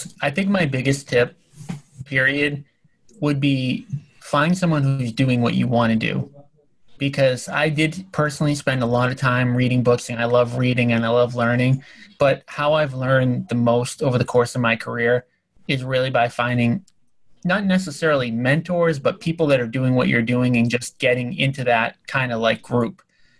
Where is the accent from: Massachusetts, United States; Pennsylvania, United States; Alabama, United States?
Massachusetts, United States; Boston; I am from Boston, but the R's, for some reason, they are now pronounced.